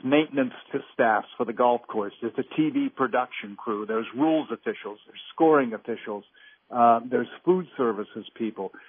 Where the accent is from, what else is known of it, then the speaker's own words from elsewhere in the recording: Northeast, United States; me growing up in the Northeast, uh, up here